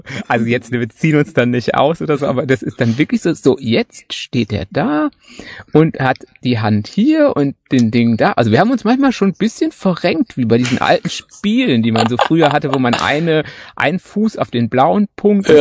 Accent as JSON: {"language": "German", "area": "Münsterland", "region": "North Rhine-Westphalia", "country": "Germany", "moved": "as an adult", "lives_now": "Black Forest, Germany", "said": "ich glaube wirklich so als, als Münsterländer"}